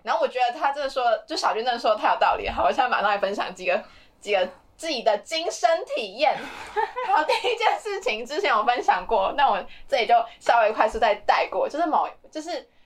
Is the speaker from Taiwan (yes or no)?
yes; Taiwan; 我自己身为台湾人